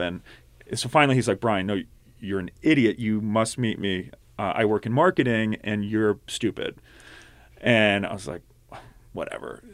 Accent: outside of Philadelphia, Pennsylvania, United States; also born or lived in Pittsburgh; I grew up outside of Philly.

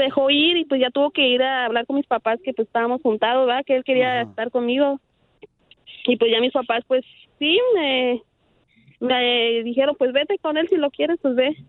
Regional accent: Mexico; Yo 100% mexicana

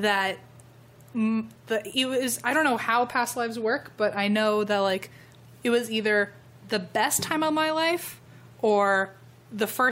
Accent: Virginia, United States; moved away; I grew up in Virginia

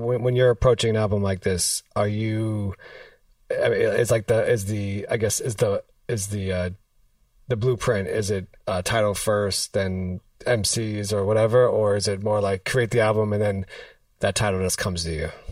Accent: New York City, New York, United States; I'm from I'm from New York City

